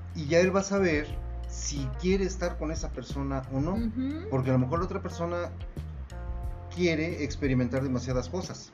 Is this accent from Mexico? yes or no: yes; Mexico